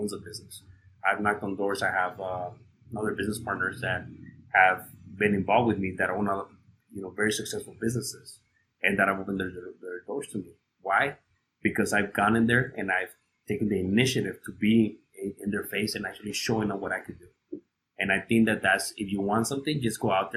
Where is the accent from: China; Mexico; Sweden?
Mexico; Ciudad Juárez, Chihuahua; I grew up in Juarez